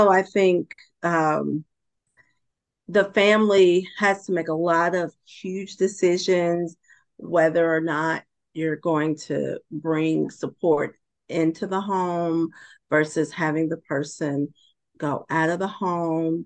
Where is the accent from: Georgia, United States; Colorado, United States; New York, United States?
Georgia, United States; moved away as an adult; relocated back to my home state of Georgia